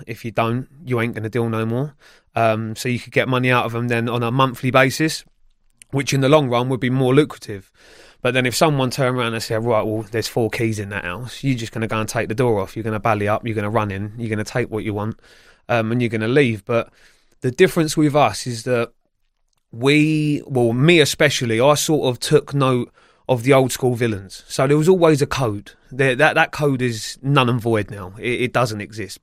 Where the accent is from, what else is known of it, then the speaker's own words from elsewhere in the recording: Feltham, London, United Kingdom; also born or lived in Sunbury-on-Thames; I grew up in Feltham, Sunbury upon Thames area